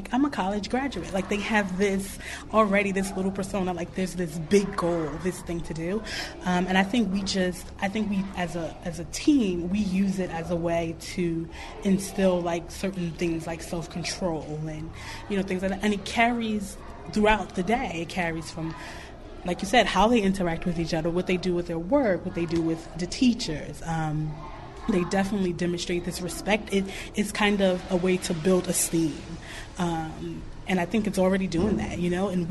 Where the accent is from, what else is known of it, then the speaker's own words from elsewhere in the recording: New York, United States; now in Mississippi, United States; I'm from New York.